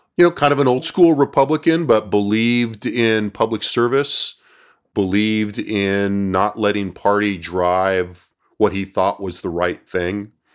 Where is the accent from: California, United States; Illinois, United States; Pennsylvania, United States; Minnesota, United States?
California, United States; now in Austin, United States; I was from California